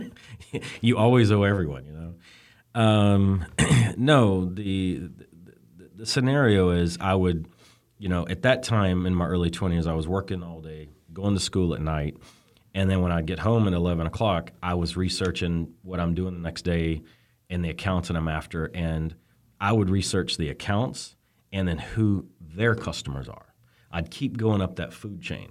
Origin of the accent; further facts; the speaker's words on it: Birmingham, Alabama, United States; moved away as an adult; now in California, United States; I'm from Birmingham, Alabama. So good old boy makes it out to California kind of thing